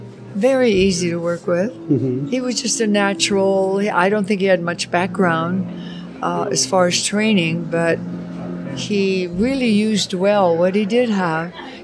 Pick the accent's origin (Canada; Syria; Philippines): Canada; Alberta; born there; moved away; also born or lived in Montana / Oregon / California; I was born in Alberta, Canada, outside of Calgary.